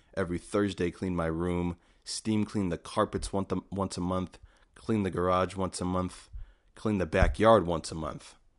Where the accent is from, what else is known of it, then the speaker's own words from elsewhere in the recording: United States; as an American